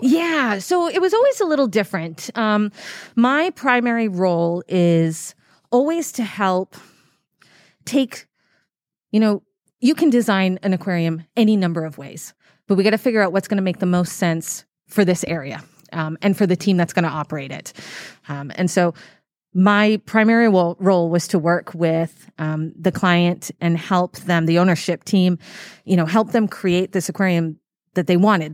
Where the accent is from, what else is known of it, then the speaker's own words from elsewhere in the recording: Massachusetts, United States; also born or lived in Dubai; now in Saint Louis, United States; I grew up in Massachusetts, but I was about an hour and a half away from the ocean